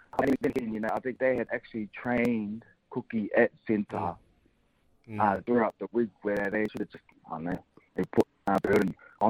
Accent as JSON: {"language": "English", "region": "Queensland", "country": "Australia", "said": "But I'm a pro Queenslander. I'm a Queenslander."}